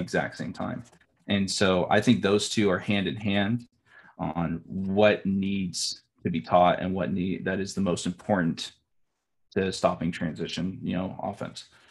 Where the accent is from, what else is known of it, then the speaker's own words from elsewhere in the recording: Bakersfield, California, United States; I'm from Bakersfield, California